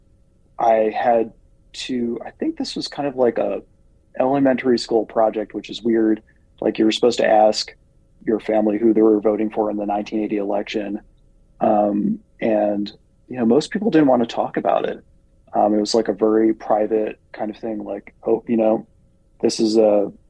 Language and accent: English; New Jersey, United States; moved away as an adult; now in Nebraska, United States; I am originally from the Garden State, New Jersey, and moved to Nebraska in 2006